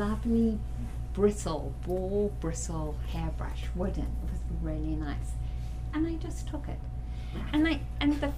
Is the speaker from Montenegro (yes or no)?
no; South Africa; growing up in South Africa under the apartheid regime